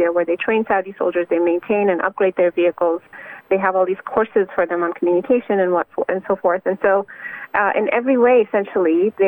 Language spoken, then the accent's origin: English; Canada; I'm Canadian.